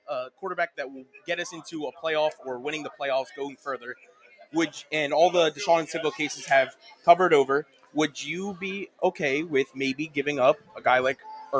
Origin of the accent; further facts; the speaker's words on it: Lancaster, Pennsylvania, United States; I'm from Lancaster.